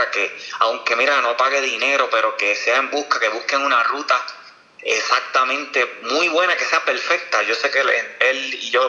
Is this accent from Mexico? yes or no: no; Orocovis, Puerto Rico; Hice unas repeticiones en mi pueblo, en Orocovi, y me sentí muy bien.